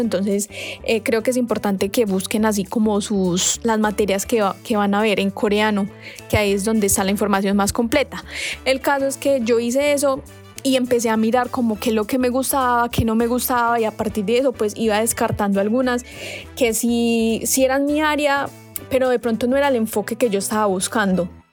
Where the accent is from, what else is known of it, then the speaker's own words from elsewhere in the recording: Colombia; moved away as an adult; now in South Korea; soy de Colombia